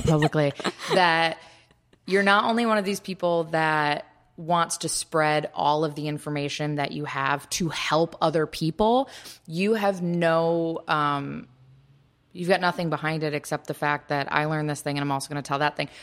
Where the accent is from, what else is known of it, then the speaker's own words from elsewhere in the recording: Kalamazoo, Michigan, United States; moved away; at least I'll speak for my hometown. Like, Kalamazoo has great nail salons now